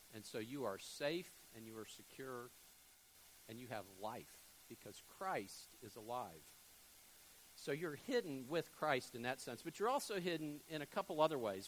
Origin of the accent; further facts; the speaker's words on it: Fort Lauderdale, Florida, United States; moved away as an adult; also born or lived in Jackson, Mississippi; now in Panama City, United States; I grew up in South Florida, Fort Lauderdale